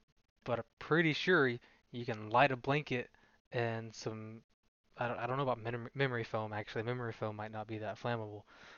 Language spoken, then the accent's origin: English; Canada; I'm from Canada.